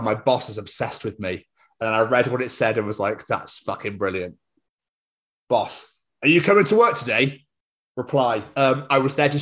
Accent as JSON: {"language": "English", "region": "Scotland", "country": "United Kingdom", "said": "I'm from Scotland"}